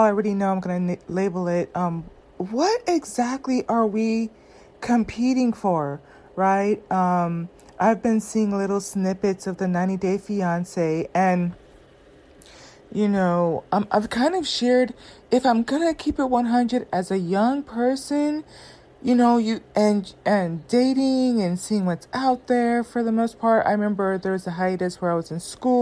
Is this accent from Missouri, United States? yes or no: no; Southern California, United States; I grew up in Southern California where black women are not the preference